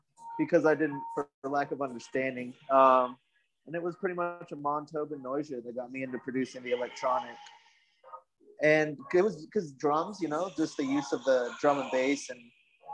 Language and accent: English; New Mexico, United States; I grew up in New Mexico